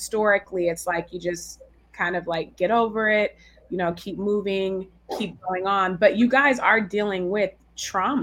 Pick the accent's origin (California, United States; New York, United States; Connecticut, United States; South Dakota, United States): California, United States; San Francisco Bay Area; now in Brooklyn, United States; I'm also from the San Francisco Bay Area